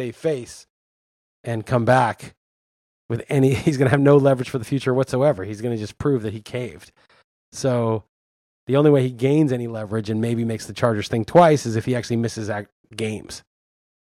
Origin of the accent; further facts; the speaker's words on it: New York City, New York, United States; I grew up in New York and went to a school, private school in New York